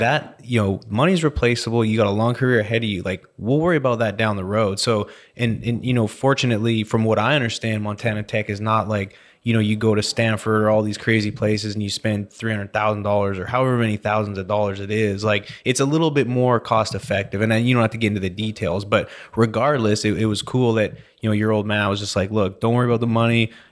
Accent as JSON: {"language": "English", "town": "Vernon", "region": "British Columbia", "country": "Canada", "tie": "born or raised there", "also_born_or_lived": "Calgary, Alberta / Lake Country, British Columbia", "moved": "yes", "lives_now": "Houston, United States", "said": "I was born in Calgary, then moved to Vernon, B C"}